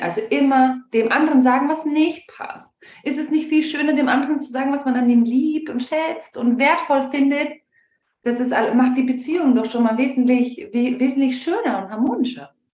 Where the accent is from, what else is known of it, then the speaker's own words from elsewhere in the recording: Germany; bei uns in Deutschland